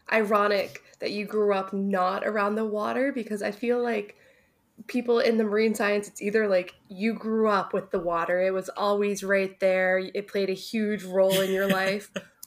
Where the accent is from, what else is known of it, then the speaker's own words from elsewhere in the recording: New Brunswick, Canada; I'm from New Brunswick